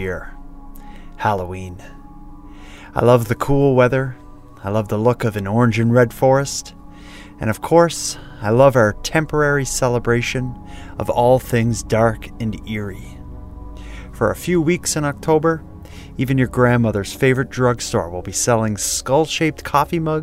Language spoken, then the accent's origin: English; Cape Breton Island, Nova Scotia, Canada; I'm from there